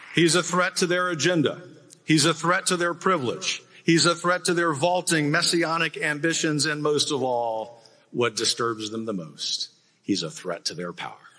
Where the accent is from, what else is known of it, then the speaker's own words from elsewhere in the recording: Texas, United States; as a Texan